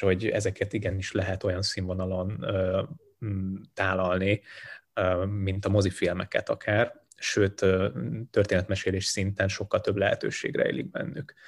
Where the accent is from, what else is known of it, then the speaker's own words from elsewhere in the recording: Hungary; also born or lived in Sindelfingen, Baden-Württemberg, Germany; én ott születtem már kint ebben, a, ebben az időszakban, és végül úgy döntöttek egy lehet, üzleti lehetőség miatt is, és a rendszerváltás után, hogy, hogy hazaköltöznek, úgyhogy lényegében én már nagy részt itt nőttem föl